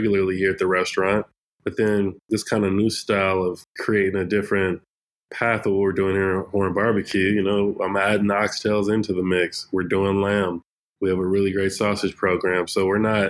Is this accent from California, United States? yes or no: yes; Fresno, California, United States; Born and raised in the Central Valley in Fresno, California